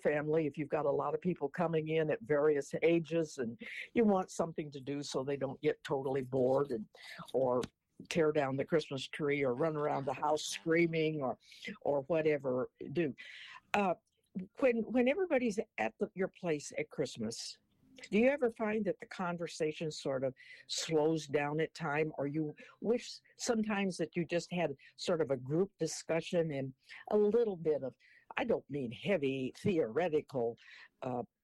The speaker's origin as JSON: {"language": "English", "town": "Portland", "region": "Oregon", "country": "United States", "tie": "born or raised there", "said": "I was born in Portland, Oregon"}